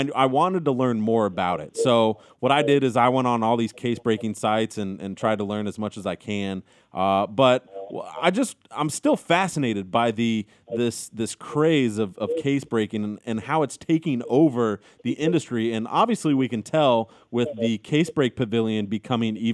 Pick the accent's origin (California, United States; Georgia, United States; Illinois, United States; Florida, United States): California, United States; San Francisco Bay Area; I grew up in the San Francisco area